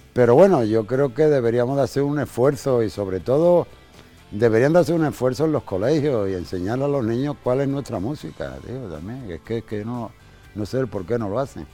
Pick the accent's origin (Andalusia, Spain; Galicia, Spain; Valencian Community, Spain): Andalusia, Spain; Jerez de la Frontera; soy de Jerez